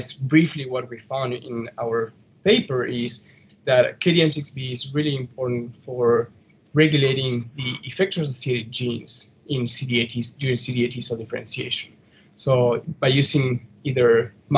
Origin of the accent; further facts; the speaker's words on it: Argentina; now in North Chicago, United States; originally from Argentina.